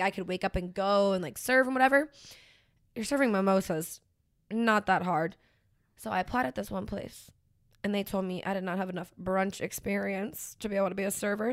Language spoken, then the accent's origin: English; Pennsylvania, United States; moved away; grew up in Pennsylvania